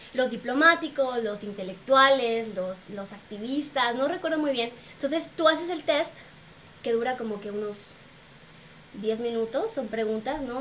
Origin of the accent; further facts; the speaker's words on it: Mexico; soy mexicana